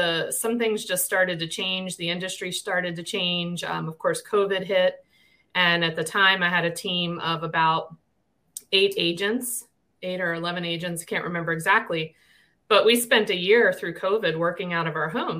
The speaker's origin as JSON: {"language": "English", "region": "Maryland", "country": "United States", "also_born_or_lived": "Missouri", "moved": "as an adult", "said": "I'm from Maryland. I live in Harford County, Maryland, most of my life"}